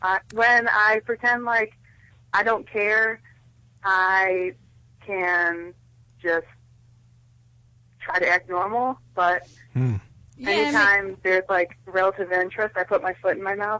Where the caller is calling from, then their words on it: Cleveland, Ohio, United States; I'm … from Cleveland.